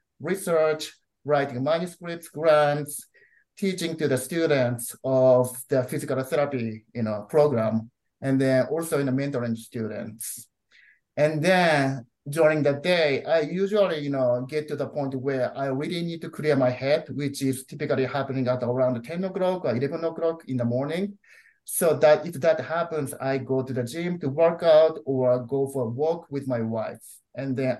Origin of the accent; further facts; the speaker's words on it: Japan; moved away as an adult; also born or lived in Chicago, United States / Kansas, United States / Boston, United States; now in El Paso, United States; I'm originally from Japan, but I'm currently a permanent resident of the United States of America